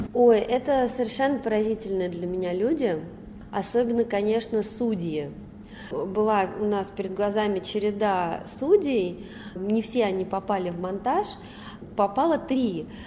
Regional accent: Moscow, Russia; я родилась и выросла в Москве

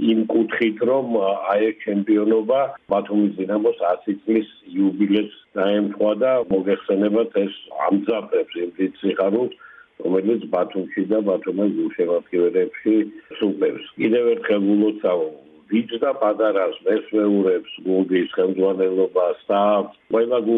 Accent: Batumi, Adjara, Georgia; მე როგორც ბათუმელი კაცი

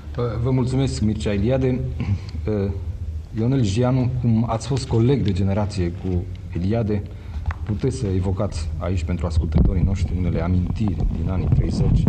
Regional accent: Romania; sunt român

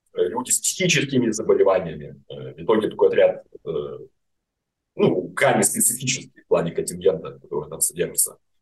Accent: Grodno, Grodno Region, Belarus; moved away as an adult; обратно в Гродно, мой родной город

